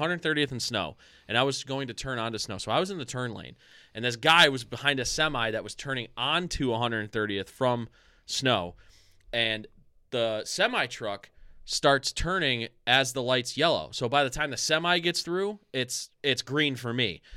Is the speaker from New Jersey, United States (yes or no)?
no; Strongsville, Ohio, United States; when we were kids, we grew up in s, we grew up in Strongsville